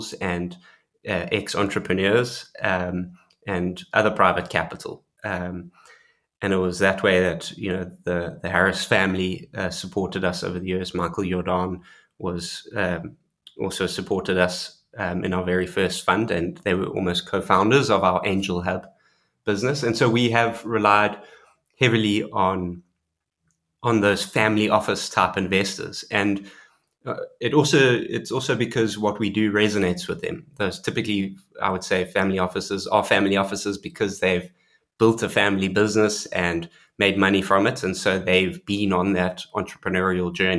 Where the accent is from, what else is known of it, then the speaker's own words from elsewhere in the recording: South Africa; being South African